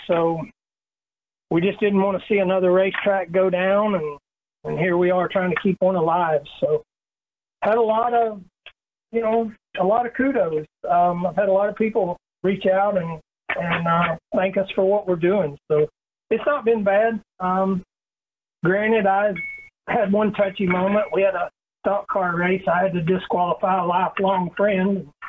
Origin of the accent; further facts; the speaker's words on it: Little Rock, Arkansas, United States; growing up in Little Rock and knowing the Clay family my whole life